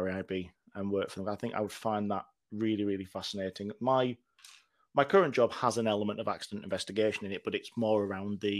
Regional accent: Teesside, North East England, United Kingdom; also born or lived in Manchester; now in York, United Kingdom; I grew up in Teesside, and we've not really got that much around there

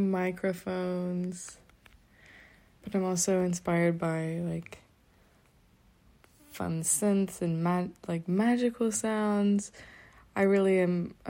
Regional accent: Nashville, Tennessee, United States; moved away as an adult; now in Boston, United States; I am from Nashville, but I'm currently a student in Boston

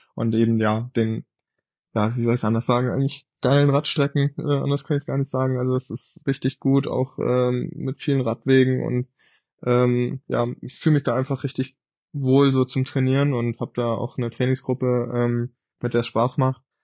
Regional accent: Quickborn, Schleswig-Holstein, Germany; ich bin im Norden von Hamburg aufgewachsen, ne? Also in Quickborn

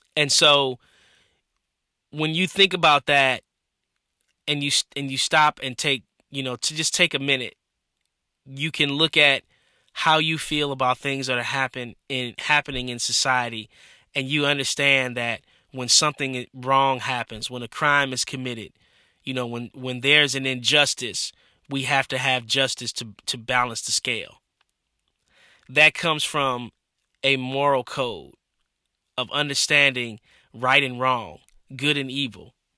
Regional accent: Michigan, United States; growing up in Michigan

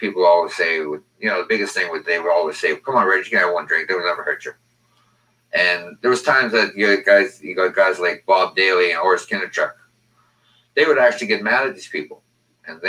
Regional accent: Riverton, Manitoba, Canada; when I grew up in Riverton

